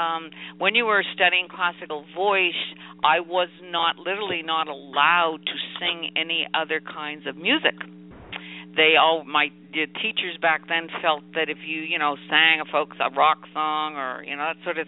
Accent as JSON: {"language": "English", "town": "Halifax", "region": "Nova Scotia", "country": "Canada", "also_born_or_lived": "Montreal", "moved": "as an adult", "said": "I was originally from Halifax, Nova Scotia"}